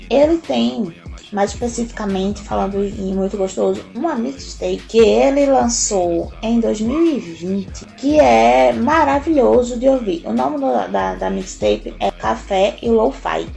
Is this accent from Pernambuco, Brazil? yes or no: yes; Carpina, Pernambuco, Brazil; moved away; eu sou uma pessoa que vim do interior de Pernambuco, mais especificamente da Zona da Mata, Zona da Mata Norte, de uma cidade chamada Carpina